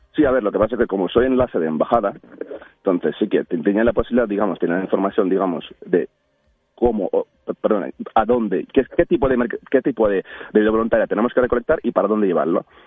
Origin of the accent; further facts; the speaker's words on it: Ukraine; Spanish is a second language; moved away as an adult; now in Spain; como un ucraniano